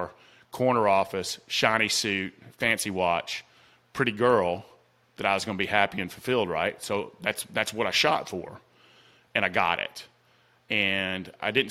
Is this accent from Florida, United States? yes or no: no; Atlanta, Georgia, United States; accent: Southern; I came from South Atlanta